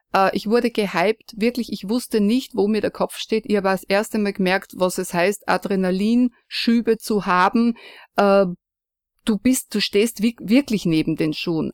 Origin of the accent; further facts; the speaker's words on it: foot of the Gaisberg, Salzburg, Austria; aufgewachsen bin ich am Fuße des Geisbergs neben einem Bauernhof